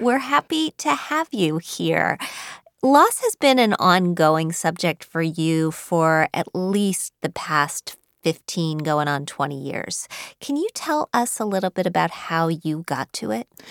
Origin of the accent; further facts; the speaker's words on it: Wheeling, West Virginia, United States; I grew up in Wheeling, West Virginia